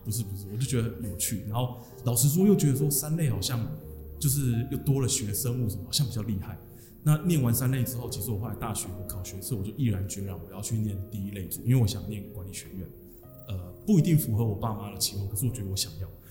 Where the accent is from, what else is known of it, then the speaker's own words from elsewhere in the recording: Changhua County, Taiwan; 我来自彰化